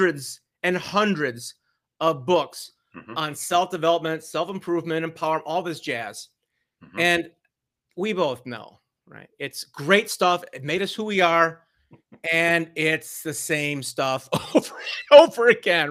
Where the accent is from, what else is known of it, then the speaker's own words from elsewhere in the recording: Northeast Ohio, United States; Northeast Ohio, my hometown